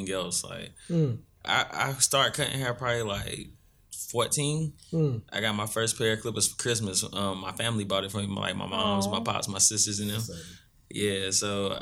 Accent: Salisbury, North Carolina, United States; also born or lived in Concord, North Carolina

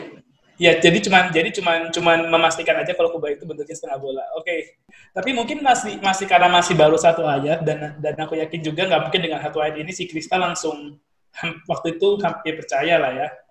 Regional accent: Surabaya, East Java, Indonesia; accent: medok; kita orang Surabaya mendok-mendok dikit lah

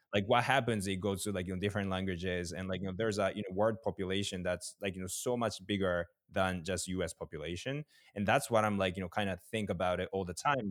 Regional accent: Japan; I'm from Japan

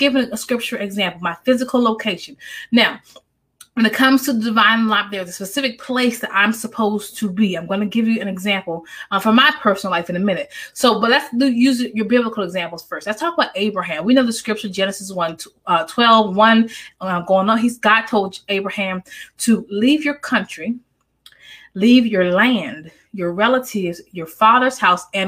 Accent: Maryland, United States; now in North Carolina, United States; I'm originally from Maryland. My, you know, cousins though, we're from Maryland. And everyone is from my family is from Maryland.

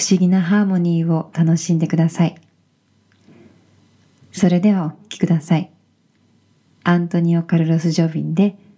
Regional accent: Shiga Kogen, northern Nagano Prefecture, Japan; now in Tokyo, Japan; 長野県の北部、志賀高原出身です。東京を拠点として

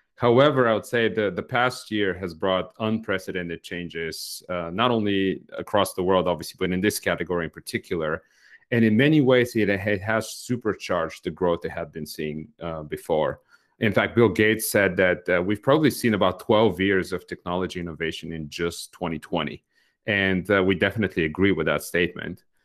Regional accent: Bulgaria; moved away; I grew up in Bulgaria myself in the last years of the communist regime there

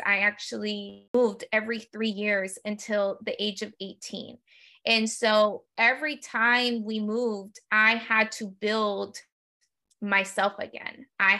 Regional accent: United States; I was born and raised, you know, as a first generation, I was born and raised in the United States

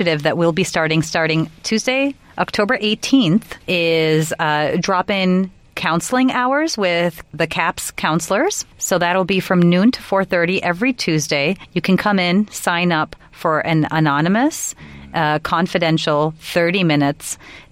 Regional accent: Minneapolis, Minnesota, United States; now in Stanford, United States; I was born in Minneapolis, Minnesota, to Pakistani immigrants. My home languages are Urdu and Gujarati. And I grew up in an affluent suburb of Minneapolis, Minnesota

